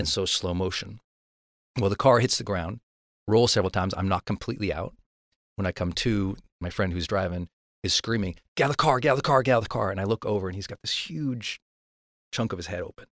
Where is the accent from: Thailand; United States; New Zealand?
United States; Montana; I'm from Montana.